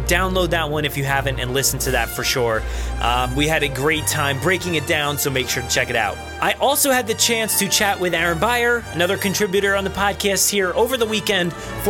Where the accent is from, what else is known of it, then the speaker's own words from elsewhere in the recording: New Jersey, United States; accent: Jersey; I have like a Jersey accent